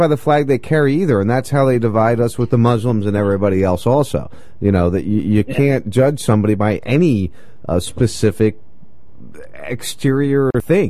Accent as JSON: {"language": "English", "region": "New Jersey", "country": "United States", "tie": "born or raised there", "said": "I grew up in South Jersey"}